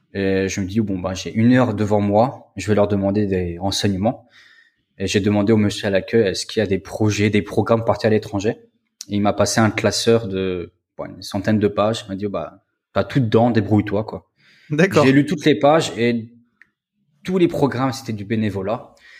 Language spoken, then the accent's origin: French; Metz, Grand Est, France; moved away as an adult; now in Poland; je suis originaire de Metz.